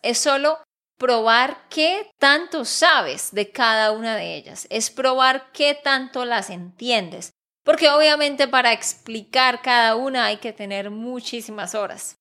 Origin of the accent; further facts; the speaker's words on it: Santander, Colombia; de Santander, Colombia